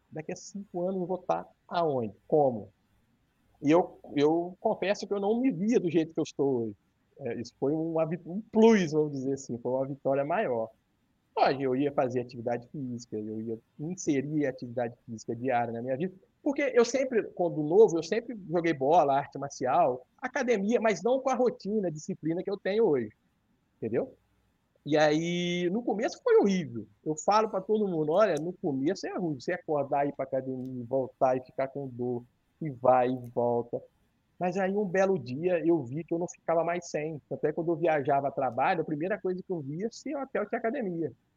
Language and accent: Portuguese; Santo Antônio de Pádua, Rio de Janeiro, Brazil; eu sou de Santo Antônio de Pádua, que é norte do estado, divisa com, com Minas